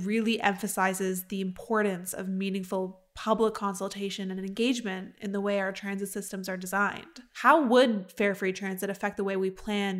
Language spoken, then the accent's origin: English; Ottawa, Ontario, Canada; my hometown, Ottawa